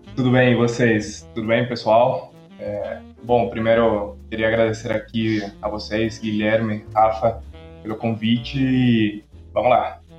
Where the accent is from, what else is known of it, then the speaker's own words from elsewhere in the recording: Quito, Pichincha, Ecuador; Portuguese is a second language; moved away as an adult; also born or lived in Rio de Janeiro, Brazil; now in São Paulo, Brazil; Nasci e cresci no Equador